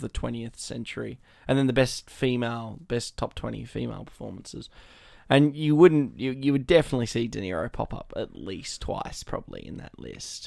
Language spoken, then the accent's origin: English; Australia